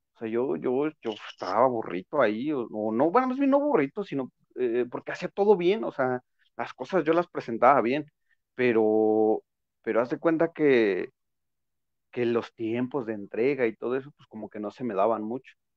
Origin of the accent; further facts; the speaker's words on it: Mexico; nosotros como mexicanos